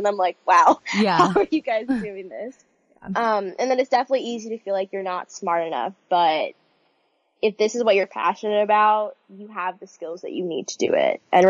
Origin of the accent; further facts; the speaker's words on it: New York City, New York, United States; Yes, I'm from New York City.